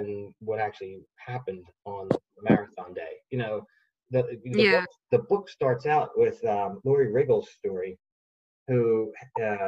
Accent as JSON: {"language": "English", "town": "Philadelphia", "region": "Pennsylvania", "country": "United States", "said": "I'm from Philly"}